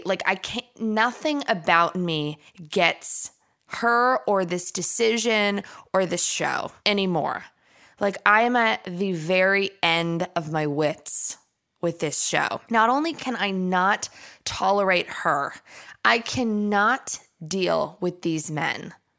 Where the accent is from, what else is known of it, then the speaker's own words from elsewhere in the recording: Arkansas, United States; I'm from Arkansas.